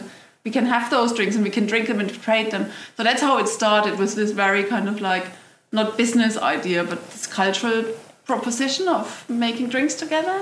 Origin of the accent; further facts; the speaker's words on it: London, United Kingdom; I'm based in London. It's my hometown